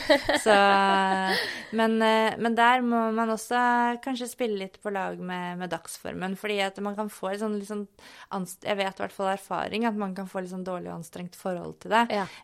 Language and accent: Norwegian; Sortland, Nordland, Norway; moved away; når jeg var fastlege på Sortland